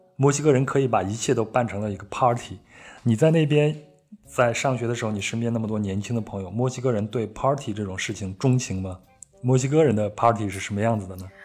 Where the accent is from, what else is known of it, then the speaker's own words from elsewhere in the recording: Henan, China; 我也是在河南长大的